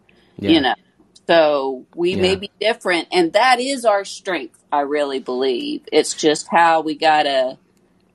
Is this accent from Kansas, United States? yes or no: no; Tennessee, United States; I'm from Tennessee